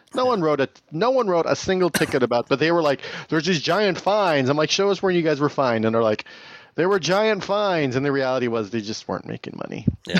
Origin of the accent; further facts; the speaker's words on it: Tehachapi, California, United States; my hometown